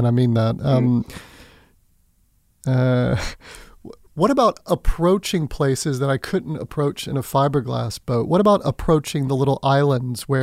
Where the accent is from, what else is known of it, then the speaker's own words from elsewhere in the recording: Florida, United States; I grew up in Florida